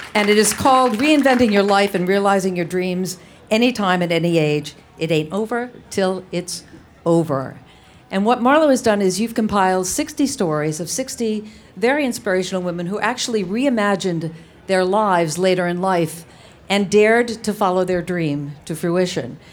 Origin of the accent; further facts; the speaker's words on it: East Providence, Rhode Island, United States; I grew up in East Providence, Rhode Island